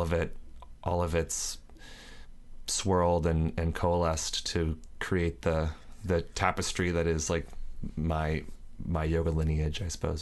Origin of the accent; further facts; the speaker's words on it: Northern California, United States; moved away as an adult; also born or lived in Alameda, California / Sonora, California; now in Los Angeles, United States; I grew up in Northern California, first in, in the Bay Area for about ten years in Alameda, and then, uh, my mom and I moved to Sonora, which is up near Yosemite